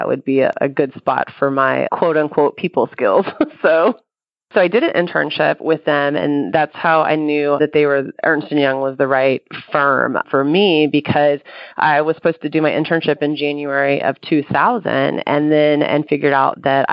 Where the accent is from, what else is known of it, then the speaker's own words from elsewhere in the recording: near Austin, Texas, United States; about 15 minutes from my hometown